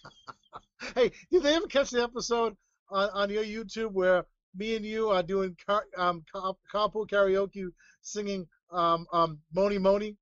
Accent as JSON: {"language": "English", "region": "Rhode Island", "country": "United States", "tie": "born or raised there", "said": "my home state of Rhode Island, which I am in in now. I'm at my parents' house"}